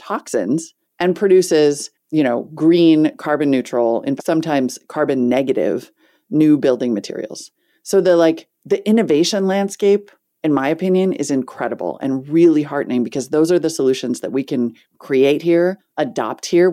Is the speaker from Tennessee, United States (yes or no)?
no; Montana, United States; I grew up in Montana